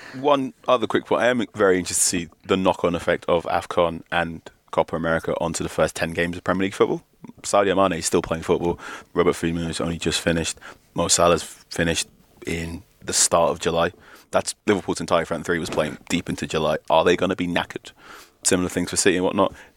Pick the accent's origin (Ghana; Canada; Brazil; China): Ghana; As a Ghanaian person